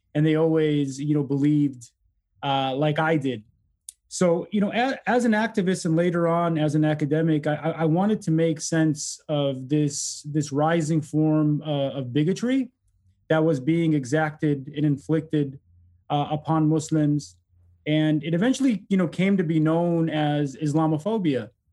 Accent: Detroit, Michigan, United States; also born or lived in Egypt; growing up in Detroit really politicized me

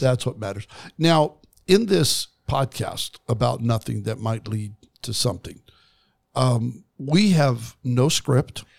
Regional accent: Kimberly, Idaho, United States; I grew up outside of Twin Falls, Idaho, in a place called Kimberly, Idaho

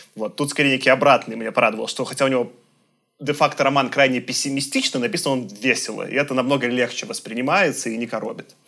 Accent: Belarus; я как белорус

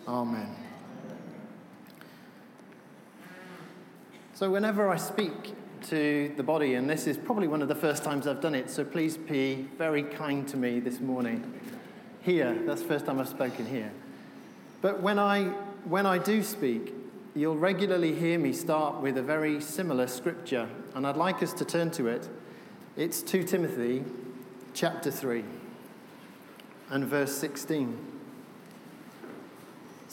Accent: Wales, United Kingdom; I'm from Wales

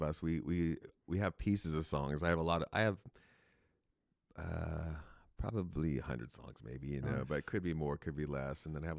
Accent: Castro Valley, California, United States; now in San Francisco, United States; I was born in Castro Valley, so real close by.

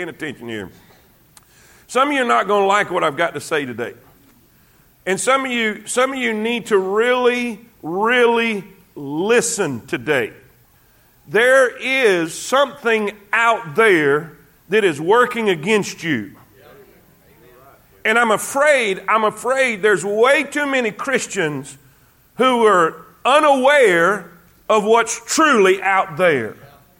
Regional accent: South Florida, United States; I grew up in South Florida. I'm an ocean guy myself

